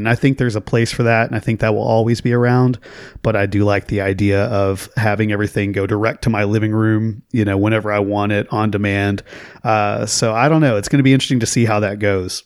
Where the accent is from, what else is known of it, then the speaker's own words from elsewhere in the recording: Oklahoma, United States; growing up in Oklahoma